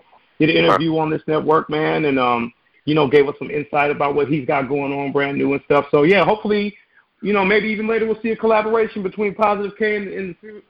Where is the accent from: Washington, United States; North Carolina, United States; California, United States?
California, United States